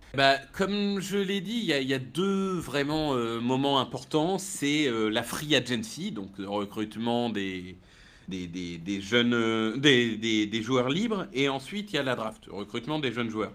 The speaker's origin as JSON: {"language": "French", "town": "Amiens", "region": "Hauts-de-France", "country": "France", "tie": "born or raised there", "said": "je suis né à Amiens"}